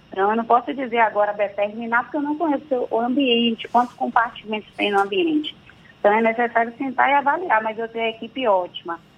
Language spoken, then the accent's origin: Portuguese; Santo Amaro, Bahia, Brazil; Eu sou de Santa Amaro, viu da Purificação, não deixo de falar isso nunca.